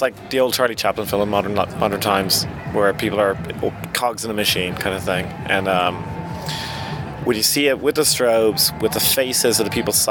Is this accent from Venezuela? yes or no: no; Dublin, Leinster, Ireland; Dublin, Ireland.